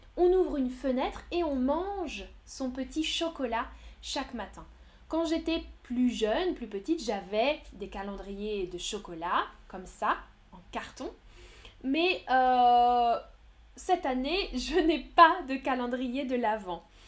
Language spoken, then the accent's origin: French; France; also born or lived in Nantes; Moi, je viens de France. Je viens de France et maintenant, j'habite à Nantes, dans l'ouest de la France